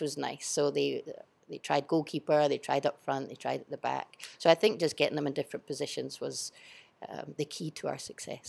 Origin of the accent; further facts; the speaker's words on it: Edinburgh, Scotland, United Kingdom; moved away as an adult; now in China; I am from Edinburgh, Scotland